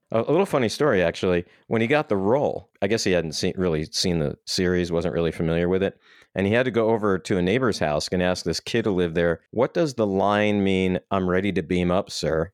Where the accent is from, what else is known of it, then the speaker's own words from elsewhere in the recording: Midwest, United States; we grew up in the Midwest